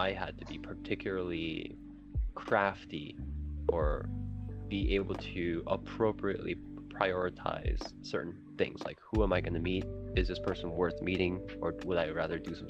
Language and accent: English; Canada; moved away as an adult; also born or lived in New York, United States; I'm not an American. I'm actually Canadian.